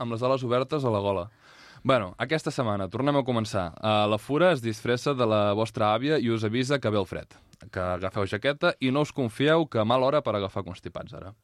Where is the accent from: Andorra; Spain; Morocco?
Spain; Catalonia; com a català